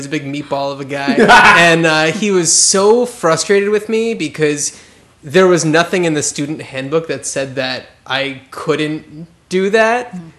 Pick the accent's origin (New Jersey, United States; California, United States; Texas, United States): New Jersey, United States; I grew up in New Jersey